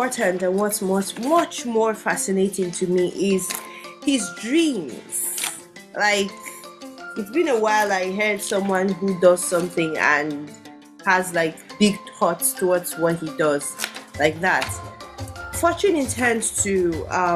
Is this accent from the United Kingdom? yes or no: no; Plateau, Nigeria; I'm from Plateau State.